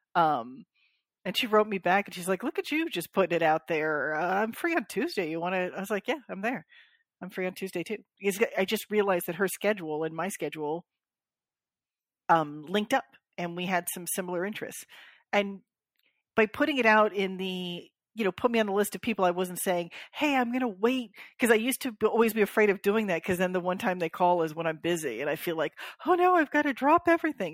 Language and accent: English; Florida, United States; I'm from Florida